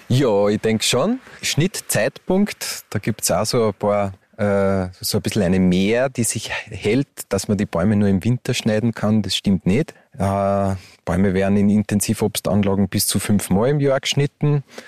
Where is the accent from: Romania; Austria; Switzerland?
Austria; Upper Austria; moved away as an adult; now in Hermagor, Austria; bin ja ursprünglich aus Oberösterreich und lebe jetzt da mit meiner Frau